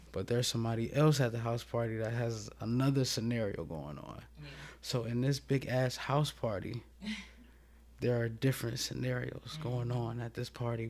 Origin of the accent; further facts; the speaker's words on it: Toledo, Ohio, United States; moved away as an adult; now in Columbus, United States; I'm from Toledo, Ohio. Just recently moved down here to Columbus